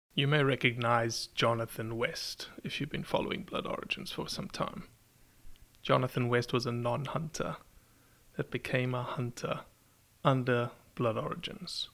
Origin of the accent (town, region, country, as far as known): South Africa; born or raised there; moved away